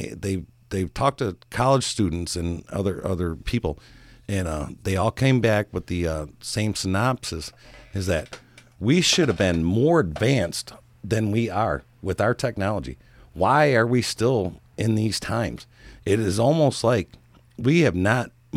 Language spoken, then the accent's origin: English; United States; I'm an American